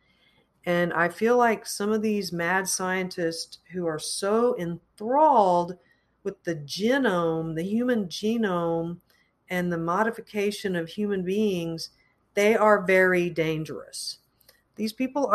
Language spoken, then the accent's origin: English; United States; as American citizens